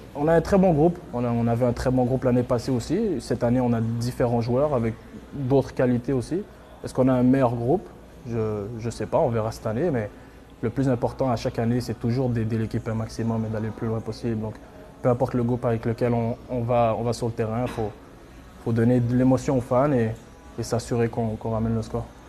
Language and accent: French; Montreal, Quebec, Canada; je viens de Montréal